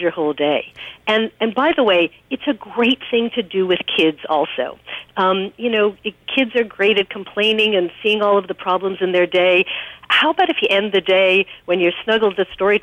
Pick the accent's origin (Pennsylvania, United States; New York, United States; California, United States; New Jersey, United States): New York, United States; I'm from New York